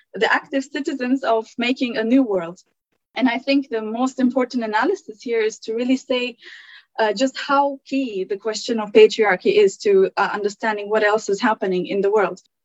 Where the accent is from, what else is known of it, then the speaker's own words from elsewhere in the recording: Germany; also born or lived in Turkey; now in United Kingdom; I was born in Turkey, but I, I grew up in Germany